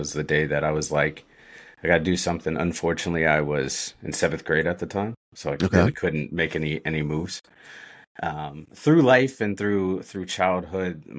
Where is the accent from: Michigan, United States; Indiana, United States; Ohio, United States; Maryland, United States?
Maryland, United States; Sharpsburg; I was born and mostly raised in Sharpsburg, Maryland